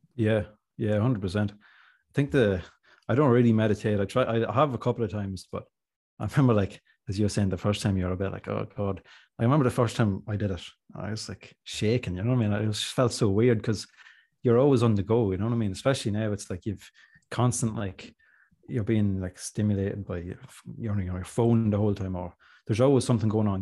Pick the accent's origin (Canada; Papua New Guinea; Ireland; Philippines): Ireland; Monaghan, Ulster; I'm from Monaghan